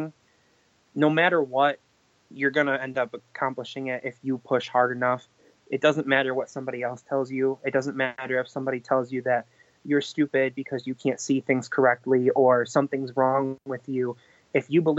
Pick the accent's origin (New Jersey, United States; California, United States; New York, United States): New York, United States; Canandaigua; I am from Canandaigua, New York